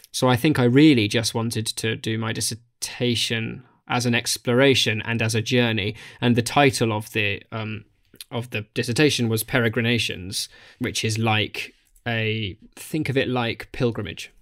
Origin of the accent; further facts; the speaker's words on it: Australia; moved away; as an Australian